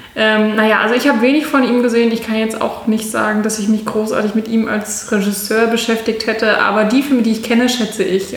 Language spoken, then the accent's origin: German; near Hanover, Lower Saxony, Germany; moved away as an adult; also born or lived in Mainz / Munich; now in Berlin, Germany; also eigentlich komme ich aus der Nähe von Hannover.